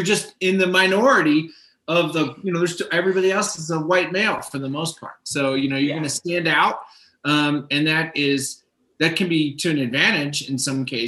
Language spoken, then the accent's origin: English; Miami, Florida, United States; moved away as an adult; I grew up in Miami, Florida. So I grew up in a very multicultural area